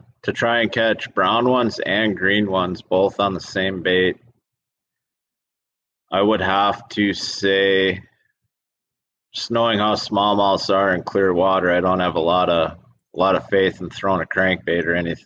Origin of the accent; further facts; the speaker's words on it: Wisconsin, United States; We're from Wisconsin